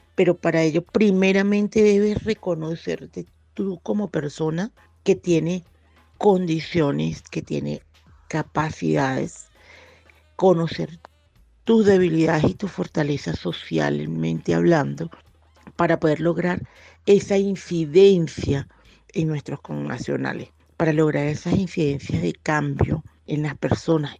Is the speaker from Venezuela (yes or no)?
yes; Venezuela; moved away as an adult; now in Bogotá, Colombia; siendo venezolanos, esa tierra que tanto amamos es Venezuela